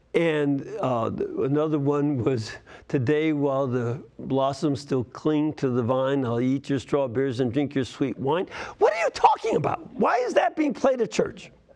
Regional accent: Hamilton, Ohio, United States; Hamilton, Ohio

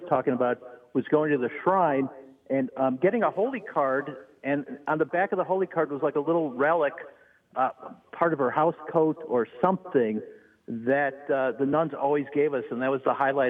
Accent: Chicago, Illinois, United States; I grew up in Lincoln Park in St. Clements.

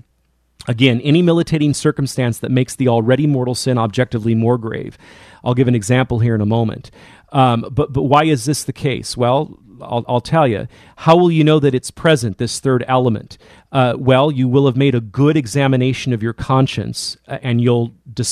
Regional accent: California, United States; my home state of California

